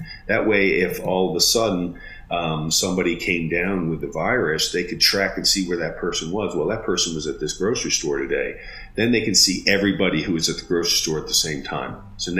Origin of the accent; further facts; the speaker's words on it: Germany; born there; You know, I was born an American, even though I was born in Germany.